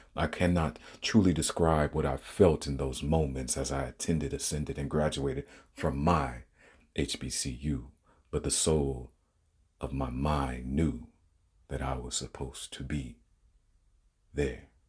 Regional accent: Detroit, Michigan, United States; also born or lived in Washington, D.C.; now in California, United States; my hometown and its Detroit city limits

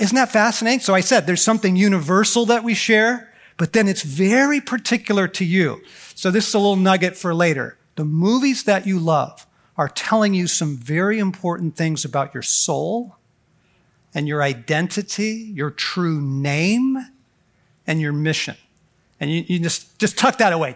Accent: Southern California, United States; moved away as an adult; now in Colorado, United States; I was raised in Southern California.

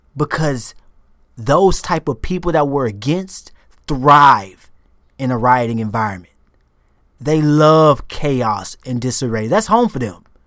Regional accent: United States; moved away as an adult

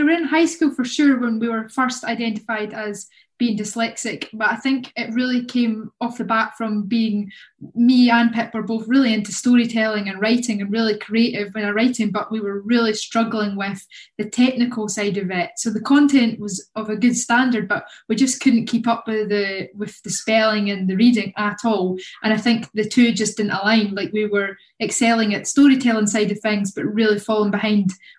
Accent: Kirkcaldy, Scotland, United Kingdom; moved away as an adult; now in Manchester, United Kingdom; I'm a filmmaker from Kirkcaldy

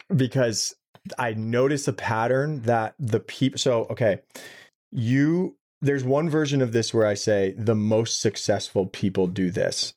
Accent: New York City, New York, United States; I grew up in Brooklyn, New York City

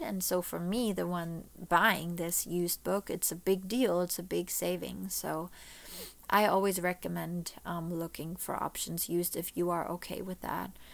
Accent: Germany; moved away as an adult; now in Florida, United States; I was born and raised in Germany.

